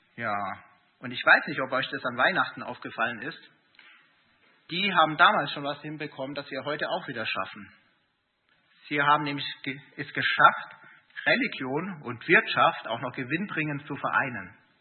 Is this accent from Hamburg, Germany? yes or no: no; Erding, Bavaria, Germany; moved away as an adult; also born or lived in Gießen; Ich bin in Erding aufgewachsen, äh, habe dann in Gießen studiert